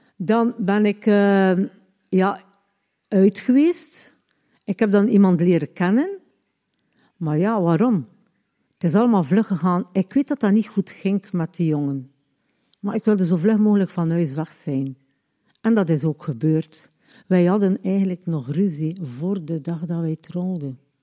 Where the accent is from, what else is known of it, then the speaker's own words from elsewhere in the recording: Ostend, Flanders, Belgium; also born or lived in Lombardsijde; ik ben geboren in Oostende op 3-7-1961